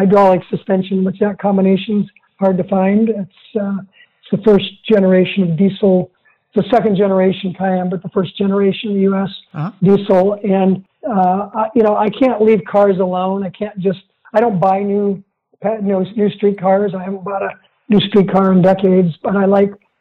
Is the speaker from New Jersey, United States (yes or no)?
no; Central Oregon, United States; growing up in Central Oregon